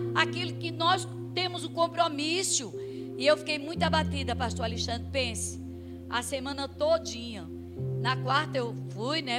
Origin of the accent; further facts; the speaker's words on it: Campina Grande, Paraíba, Brazil; moved away; a igreja lá da, da minha terra, é um tempo que é, entra na frente e sai atrás, é, sai noutra avenida. Não sei se alguém conhece a Igreja Congregacional de Campina Grande